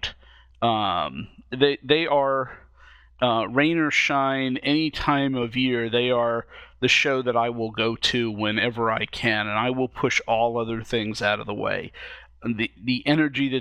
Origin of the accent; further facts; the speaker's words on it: Vienna, Virginia, United States; which is in my hometown of Vienna, Virginia